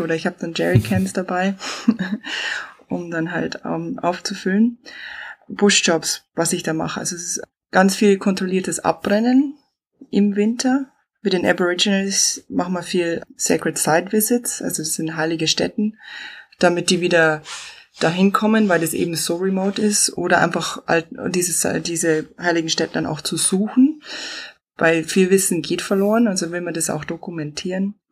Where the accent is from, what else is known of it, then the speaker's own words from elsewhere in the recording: Chiemgau, Bavaria, Germany; accent: southern; moved away as an adult; also born or lived in Brisbane, Australia / Northern Territory, Australia; now in Australia; wie man hört, ich bin aus dem Süden. Ich bin im Chiemgau aufgewachsen in die Berg